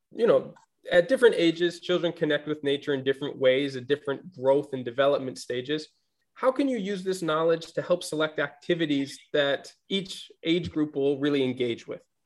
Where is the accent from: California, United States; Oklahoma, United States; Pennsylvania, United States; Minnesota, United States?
Minnesota, United States; growing up in Minnesota with like six months of winter